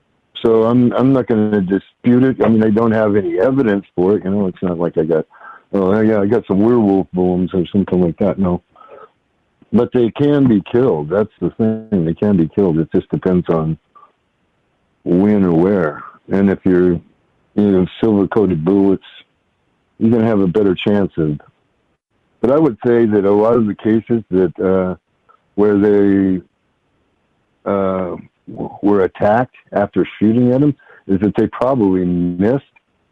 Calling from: Washington, United States; I'm calling from Washington State.

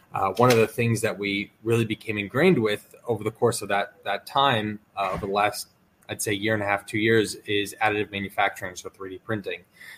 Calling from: New Jersey, United States; We're based out of Northern New Jersey

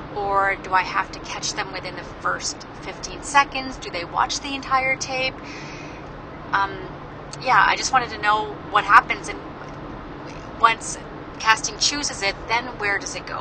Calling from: Newmarket, Ontario, Canada; I'm calling from Newmarket, Ontario.

